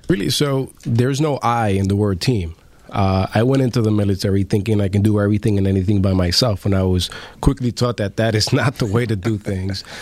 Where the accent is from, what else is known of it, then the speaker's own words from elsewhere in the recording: New York City, New York, United States; I grew up in the in the South Bronx in uh, Bronx River Housing Project